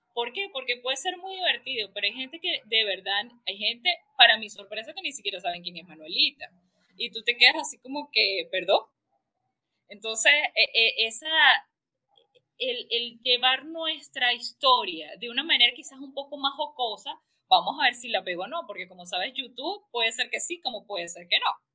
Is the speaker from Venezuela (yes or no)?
yes; Venezuela